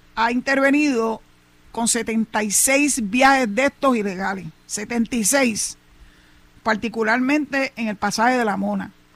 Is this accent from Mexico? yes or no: no; Puerto Rico; somos los puertorriqueños, ciudadanos americanos